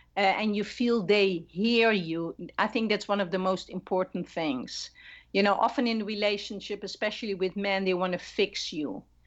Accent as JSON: {"language": "English", "country": "Netherlands", "moved": "yes", "said": "I'm not Latina, I'm originally from the Netherlands"}